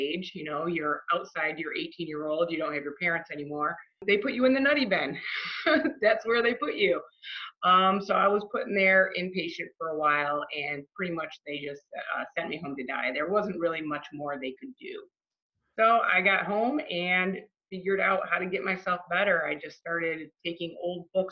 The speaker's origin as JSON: {"language": "English", "town": "Livonia", "region": "Michigan", "country": "United States", "tie": "born or raised there", "said": "I grew up in Livonia, Michigan, so it's a little suburb of Detroit"}